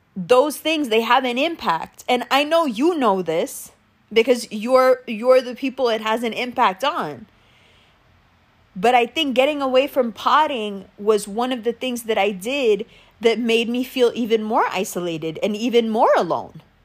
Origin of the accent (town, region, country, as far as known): Pakistan